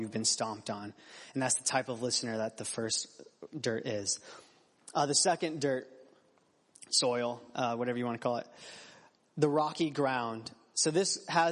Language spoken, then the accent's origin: English; Phoenix, Arizona, United States; I grew up in Phoenix, Arizona.